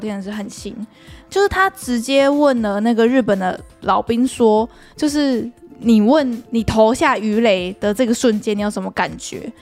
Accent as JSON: {"language": "Chinese", "country": "Taiwan", "said": "对我们台湾人来说"}